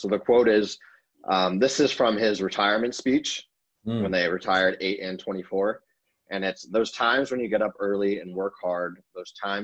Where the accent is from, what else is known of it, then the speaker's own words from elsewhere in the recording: Los Angeles, California, United States; I grew up in Woodland Hills, which is in the San Fernando Valley